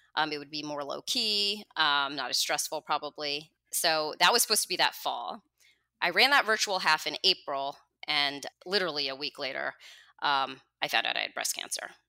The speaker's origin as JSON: {"language": "English", "region": "New Jersey", "country": "United States", "tie": "born or raised there", "also_born_or_lived": "Manhattan, New York", "said": "I was born in New Jersey, and I've lived here my whole life, except for a five-year stint where my husband and I lived in Manhattan"}